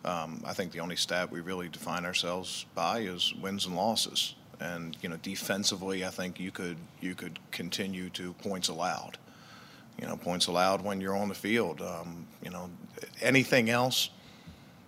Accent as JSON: {"language": "English", "town": "Baltimore", "region": "Maryland", "country": "United States", "tie": "born or raised there", "said": "I grew up in Baltimore"}